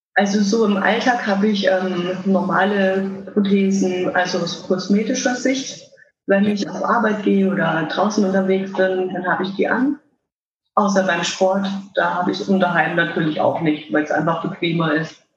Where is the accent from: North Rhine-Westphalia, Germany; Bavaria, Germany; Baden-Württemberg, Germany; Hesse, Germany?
Bavaria, Germany; Würzburg; ich komme aus Würzburg, bin 32 Jahre alt